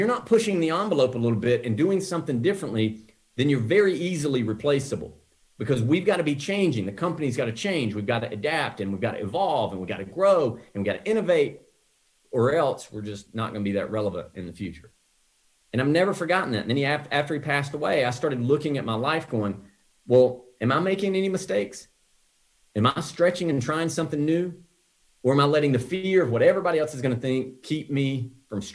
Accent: the South, United States; now in Scottsdale, United States; when I grew up in the South, trees were everywhere

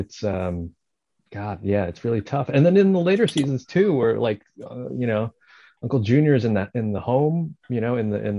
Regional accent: Bergen County, New Jersey, United States; I grew up in Jersey, so I grew up in, you know, in Bergen County too.

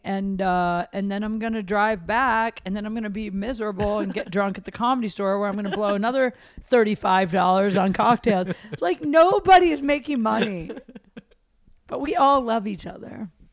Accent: Midwest, United States; I'm from the Midwest.

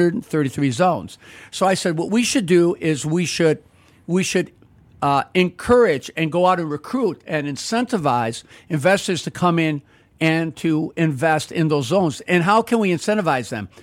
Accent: Chicago, Illinois, United States; I grew up in the Roslyn Pullman area, went to three public schools there

